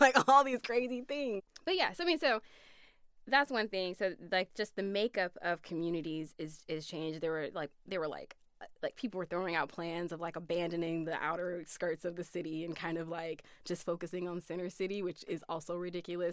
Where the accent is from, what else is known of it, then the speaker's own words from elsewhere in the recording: Flint, Michigan, United States; moved away as an adult; it was a regular like urban upbringing